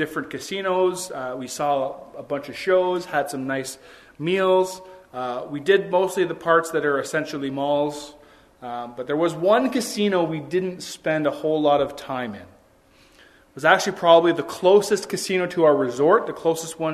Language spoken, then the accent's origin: English; Ontario, Canada; being from Ontario, where you can't smoke anywhere